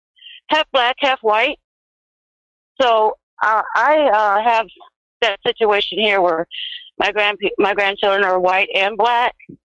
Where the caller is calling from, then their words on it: Moline, Illinois, United States; Hi, Will. … out of Moline.